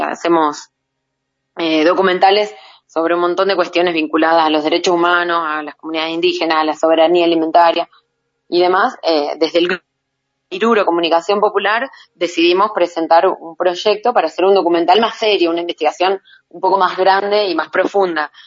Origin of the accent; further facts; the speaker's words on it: Rafaela, Santa Fe, Argentina; moved away; also born or lived in Jujuy; de la ciudad de Rafaela, de donde yo soy